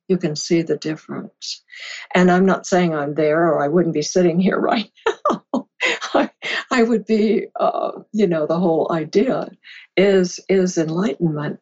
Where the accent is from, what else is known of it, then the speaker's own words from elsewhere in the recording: California, United States; I had moved to California, my home, where I was raised